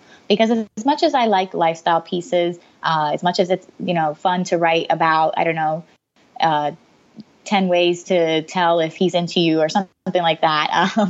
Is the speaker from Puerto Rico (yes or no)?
yes; Puerto Rico; born there; Funnily enough, I was born in Puerto Rico, so my family's Hispanic.